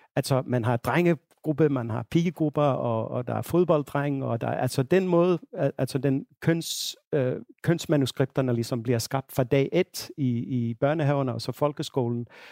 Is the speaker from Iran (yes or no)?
no; Finland; now in Denmark; Finland, hvor jeg, hvor jeg kommer fra